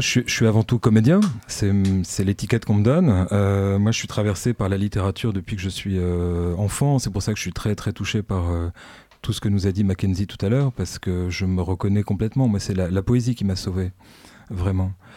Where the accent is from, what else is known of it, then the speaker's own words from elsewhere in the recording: Ch'ti, Hauts-de-France, France; now in Lille, France; je suis un ch'ti, donc bienvenue chez les ch'tis aussi